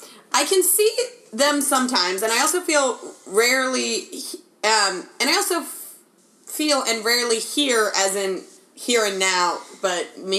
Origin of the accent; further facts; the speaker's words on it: Bay Area, California, United States; we're both from California.